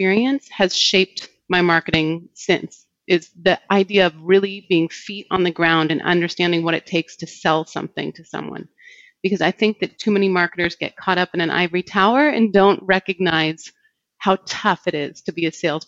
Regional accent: Northern California, United States; I grew up in Northern California

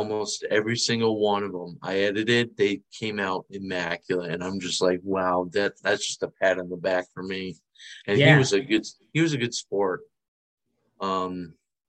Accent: Connecticut, United States; moved away as an adult; also born or lived in Southeast Georgia; now in Georgia, United States; I'm originally from Connecticut and just moved down to Southeast Georgia

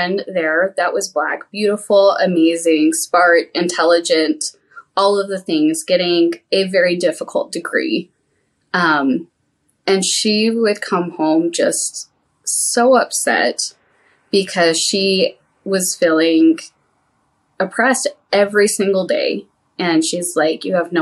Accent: Texas, United States; I grew up in Texas

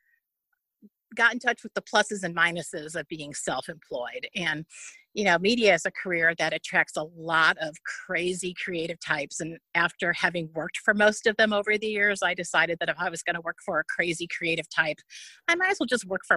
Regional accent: St. Louis, Missouri, United States; moved away as an adult; my hometown of St. Louis

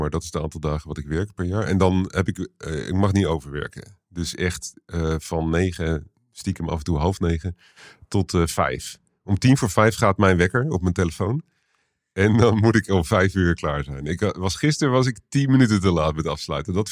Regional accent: Utrecht, Netherlands; born there; Ja, ik ben in Utrecht geboren, in de, in de Kerkstraat

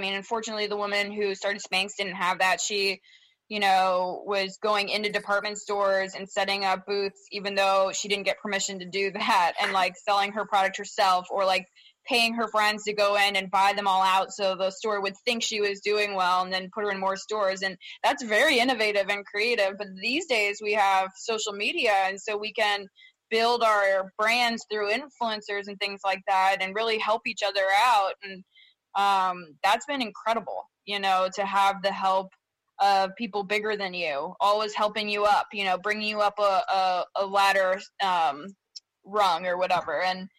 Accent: Baltimore, Maryland, United States; born there; You know, I was born in Baltimore. There's not much people can do without me clapping back at them, you know?

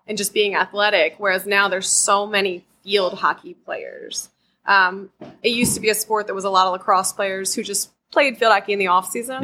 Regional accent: Crofton, Maryland, United States; I'm from Crofton

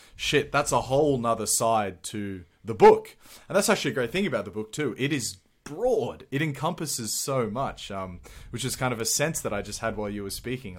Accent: Sydney, New South Wales, Australia; I'm from Malabar

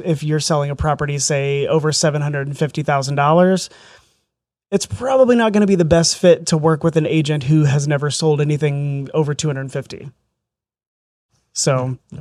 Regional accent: southern Indiana, United States; also born or lived in Southern Florida; I grew up in southern Indiana, a little rural area down there.

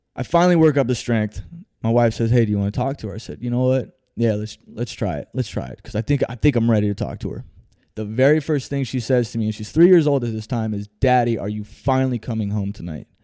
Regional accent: Phoenix, Arizona, United States; I was born right here in Phoenix, Arizona, man. More specifically, the Maryvale area

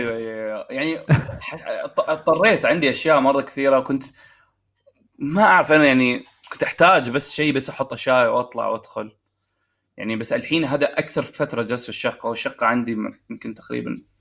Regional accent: Oman; now in Saudi Arabia; في عمان

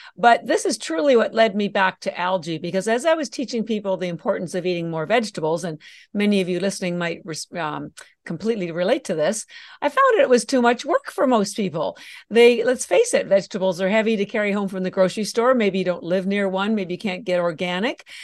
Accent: Canada; moved away as an adult; now in Boston, United States; I'm actually Canadian, although I've lived in Boston for thirty-three years. And I mentioned the Canada part on, on, because all my education was done o, there

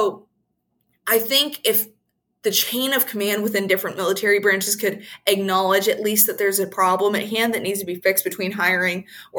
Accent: United States; us as American people

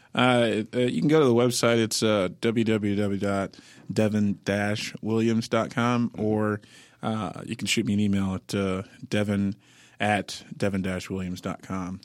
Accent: Sarasota, Florida, United States; now in Nashville, United States; I'm originally from Sarasota, Florida, uh, but uh, I've been here in Nashville 13 years

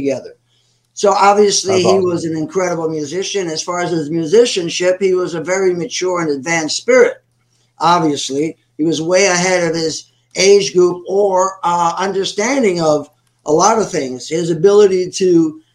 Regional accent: New York City, New York, United States; also born or lived in Puerto Rico; I'm a Latino from the Bronx

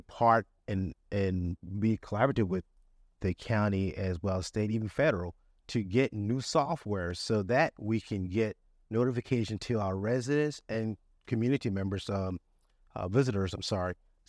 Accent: Charleston, South Carolina, United States; Myself, born and raised in Charleston, went to Hugo back in 89.

